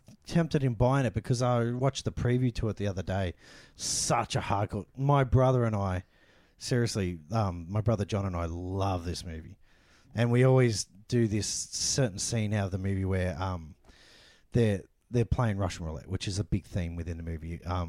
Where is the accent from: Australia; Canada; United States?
Australia; also born or lived in Philippines; we're Filipino. We're a Filipino Aussie family.